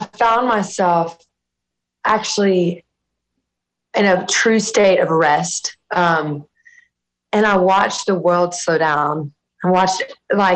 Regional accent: South Louisiana, United States; growing up in South Louisiana

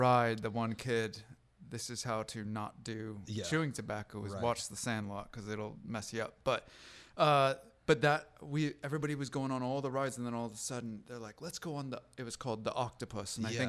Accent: West Coast, United States; I grew up on the West Coast, and so I never heard of Chick-fil-A until I was 28.

